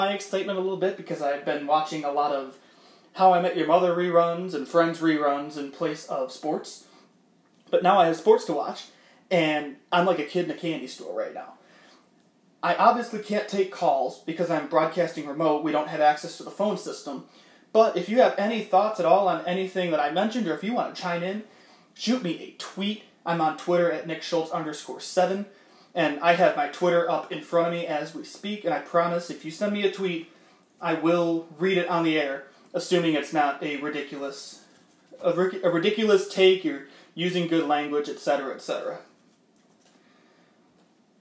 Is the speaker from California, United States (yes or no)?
no; Dwight, Illinois, United States; moved away as an adult; also born or lived in Chicago, Illinois; I'm now living full-time in my hometown of Dwight, Illinois.